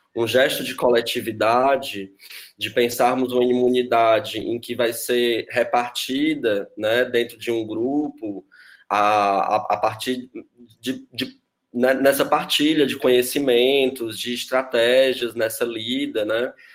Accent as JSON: {"language": "Portuguese", "town": "Fortaleza", "region": "Ceará", "country": "Brazil", "moved": "yes", "lives_now": "São Paulo, Brazil", "said": "eu sou de Fortaleza"}